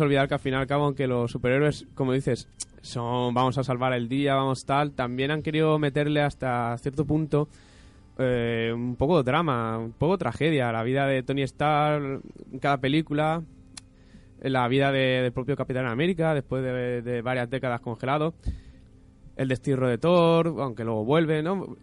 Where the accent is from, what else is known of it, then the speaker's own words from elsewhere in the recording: Spain; somos de aquí de España